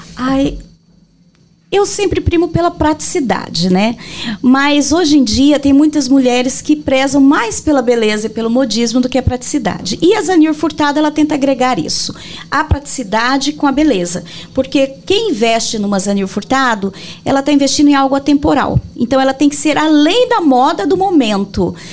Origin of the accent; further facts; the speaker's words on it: Rio Negro, Mato Grosso do Sul, Brazil; moved away as an adult; also born or lived in Brasília; Em Rio Negro. É, é minha cidade natal